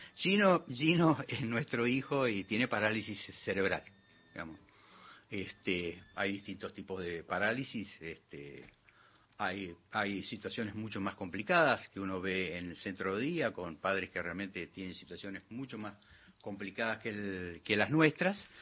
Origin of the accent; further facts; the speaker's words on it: Neuquén, Argentina; Nacido en Neuquén, Colonia Valentina, sector Chacras.